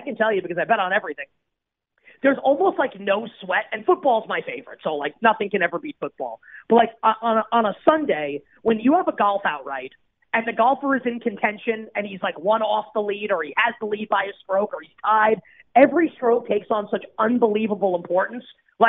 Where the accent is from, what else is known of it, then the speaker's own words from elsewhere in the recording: New York, United States; And I am a New Yorker, but I'm a Yankee fan, so I'm not a Mets fan.